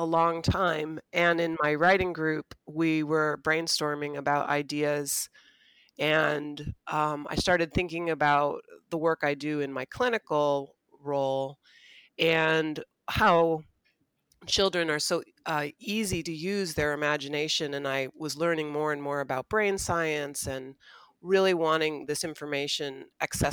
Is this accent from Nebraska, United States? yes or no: no; California, United States; moved away as an adult; now in South Bend, United States; I actually am a transplant here to the South Bend area. I grew up in California